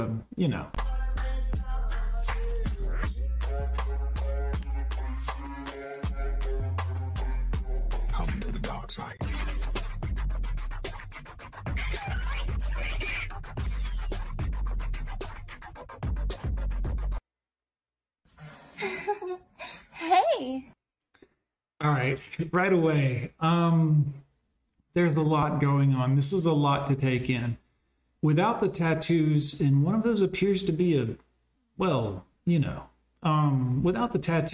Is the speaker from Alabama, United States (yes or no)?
yes; Alabama, United States; I'm from Alabama